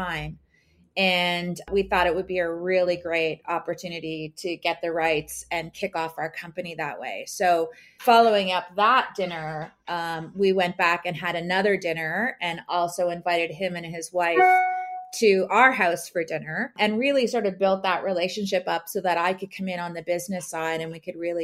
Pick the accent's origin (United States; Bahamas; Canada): Canada; Caledon, Ontario; I grew up in Caledon, Ontario